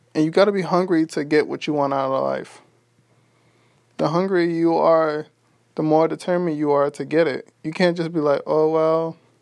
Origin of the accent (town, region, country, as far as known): New York City, New York, United States; born or raised there; now in Texas, United States